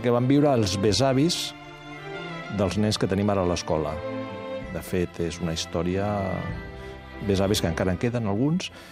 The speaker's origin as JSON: {"language": "Catalan", "town": "L'Hospitalet de Llobregat", "region": "Catalonia", "country": "Spain", "said": "a l'Hospitalet, on vivia jo"}